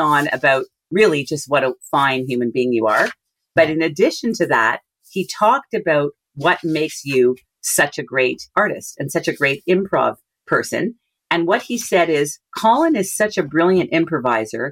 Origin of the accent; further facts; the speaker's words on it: Montreal, Quebec, Canada; a neighborhood just outside of Montreal, which is my hometown